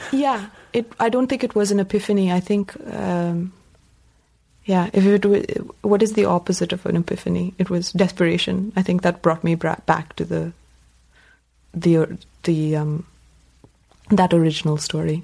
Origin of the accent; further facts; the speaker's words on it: Bangalore, Karnataka, India; first language Tamil; moved away as an adult; also born or lived in Appleton, Wisconsin / Iowa; I grew up in India and I was an English speaking child